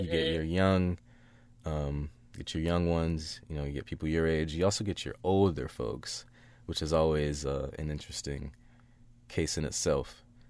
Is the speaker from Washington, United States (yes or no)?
yes; Seattle, Washington, United States